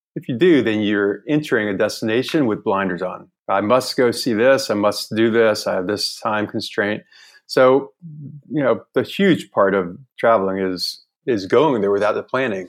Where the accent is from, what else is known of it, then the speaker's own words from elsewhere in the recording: Northern Virginia, United States; moved away as an adult; also born or lived in Charleston, South Carolina / Greenville, North Carolina / New York City; now in Hanoi, Vietnam; I grew up in Northern Virginia, outside of DC.